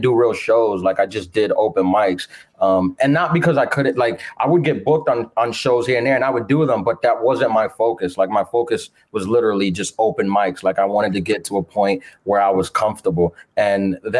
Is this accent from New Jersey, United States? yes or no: no; New York City, New York, United States; I was born and raised in Queens, New York